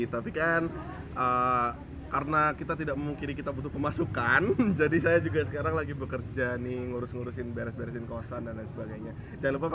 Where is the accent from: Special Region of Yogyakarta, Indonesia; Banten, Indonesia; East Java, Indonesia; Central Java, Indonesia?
Special Region of Yogyakarta, Indonesia; Yogyakarta; aku dari HI17 uh, eh, Aslinya dari Jogja